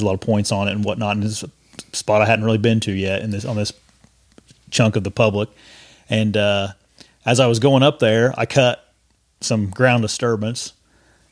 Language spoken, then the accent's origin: English; Indiana, United States; I'm from Indiana, so I'm used to all the hills and stuff